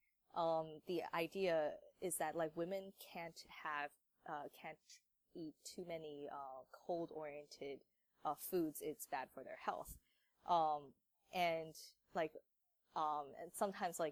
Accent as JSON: {"language": "English", "region": "Maryland", "country": "United States", "tie": "born or raised there", "said": "I'm born and raised in Maryland"}